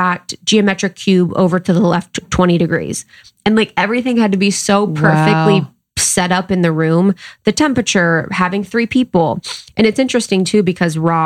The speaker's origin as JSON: {"language": "English", "country": "United States", "tie": "born or raised there", "moved": "yes", "lives_now": "Los Angeles, United States", "said": "it's close to my hometown. It's literally like 2 hours."}